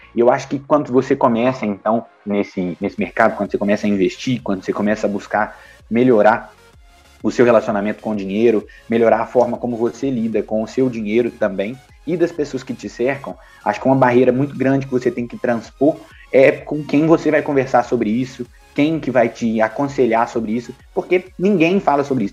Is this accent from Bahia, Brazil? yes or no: no; Minas Gerais, Brazil; eu sou de Minas Gerais